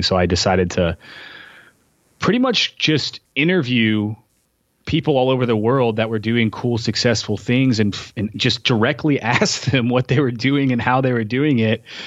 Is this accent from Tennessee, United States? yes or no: yes; Tennessee, United States; moved away as an adult; also born or lived in San Diego; now in Portland, United States; growing up in Tennessee